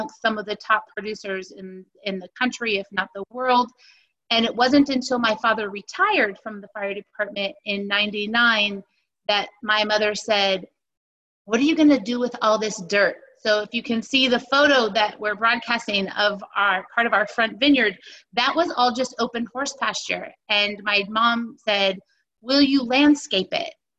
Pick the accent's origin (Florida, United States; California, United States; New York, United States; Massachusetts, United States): California, United States; Northern; born and raised in Northern California, I am the fifth generation